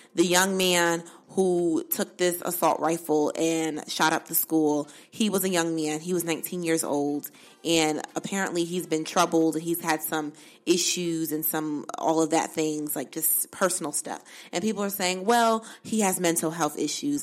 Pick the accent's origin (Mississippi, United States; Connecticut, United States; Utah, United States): Connecticut, United States; Bridgeport; moved away; I'm from Bridgeport, but Newtown is right up the street